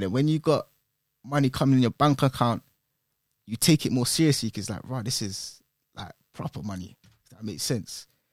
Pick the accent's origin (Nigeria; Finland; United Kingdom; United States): United Kingdom; London; originally I'm from Northwest